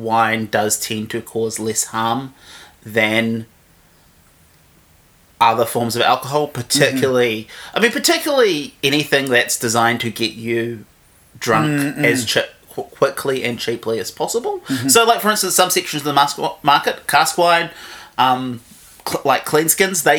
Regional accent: Havelock North, Hawke's Bay, New Zealand; moved away as an adult; now in Wellington, New Zealand; I grew up in Hawke's Bay, basically lived there till I was 18, and then came to Wellington to go to university.

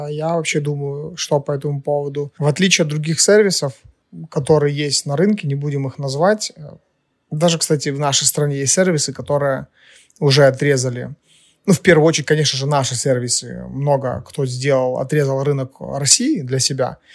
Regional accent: Ukraine; Мы из Украины, а, кто-то на Кипре, поэтому всем привет, ребята, где бы вы ни были.

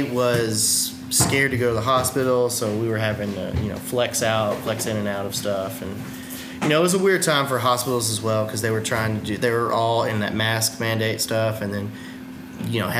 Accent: Fayetteville, Tennessee, United States; moved away as an adult; also born or lived in Las Vegas, Nevada; My hometown being Fayetteville, Tennessee.

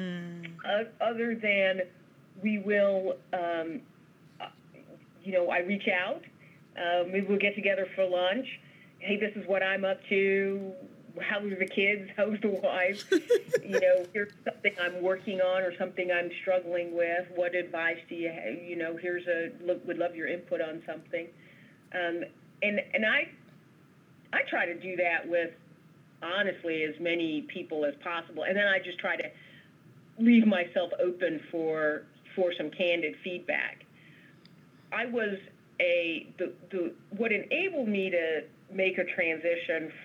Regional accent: New York City, New York, United States; I totally identify as a New Yorker

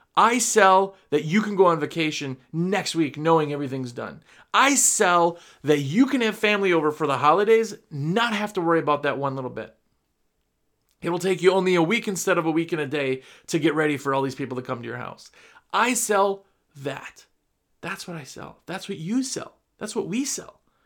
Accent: Wisconsin, United States; also born or lived in New Jersey; I'm from Wisconsin

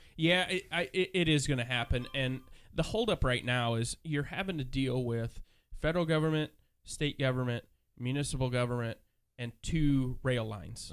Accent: Nebraska, United States; moved away; I'm originally from Nebraska.

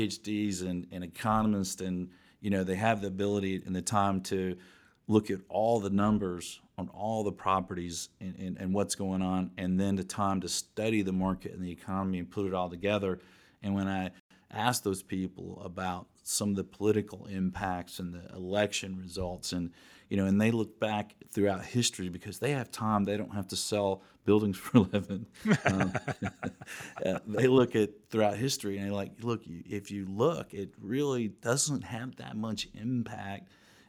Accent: Georgia, United States; I grew up in Morningside, and my first apartment was in Virginia Highlands, and it's right in that Midtown area.

